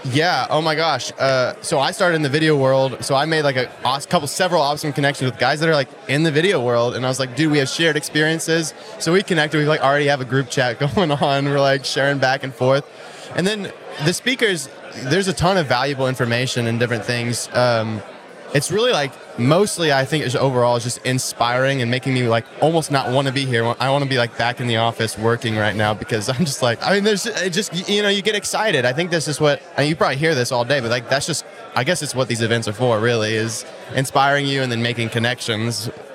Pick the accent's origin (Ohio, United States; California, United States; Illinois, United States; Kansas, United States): Kansas, United States; also born or lived in Florida; I was in Kansas and I have a great network in Kansas